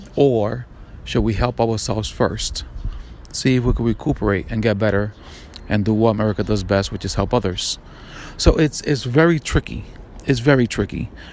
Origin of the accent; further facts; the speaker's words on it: New York, United States; I'm from New York, FDNY, EMS, NYPD